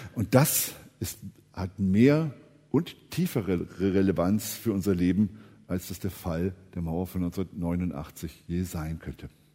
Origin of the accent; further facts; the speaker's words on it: Eschwege, Hesse, Germany; ich bin ja in Eschwege aufgewachsen